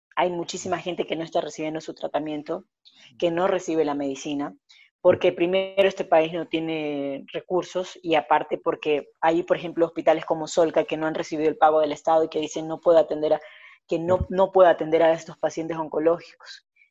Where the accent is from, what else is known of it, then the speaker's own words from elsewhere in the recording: Ecuador; lo que verdaderamente somos los ecuatorianos